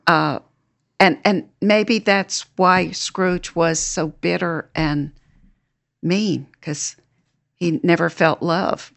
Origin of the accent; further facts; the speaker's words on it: New Hampshire, United States; when I was growing up in New Hampshire